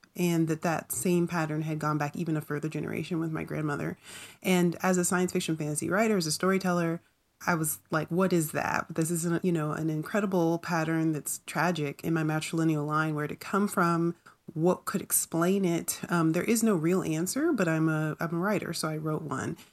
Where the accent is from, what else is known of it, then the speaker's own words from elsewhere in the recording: North Carolina, United States; growing up in North Carolina